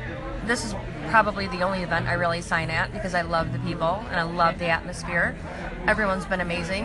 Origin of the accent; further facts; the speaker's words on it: Detroit, Michigan, United States; my hometown of Detroit.